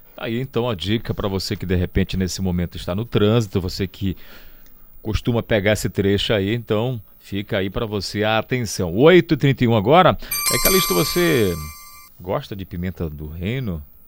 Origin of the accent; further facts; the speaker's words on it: Cametá, Pará, Brazil; eu, na minha infância, tive muito contato com a pimenta do reino, nessa região aqui já é, de Cametá, de onde eu sou natural